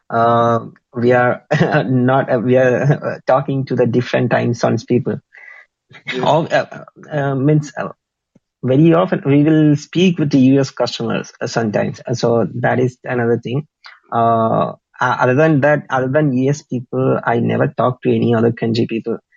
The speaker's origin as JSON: {"language": "English", "region": "Kerala", "country": "India", "first_language": "Malayalam", "second_language": "English", "said": "for me, my mother tongue, Malayalam or oh, who will be speaking like uh, 40 million people. 35 to 40 million people is speaking my language."}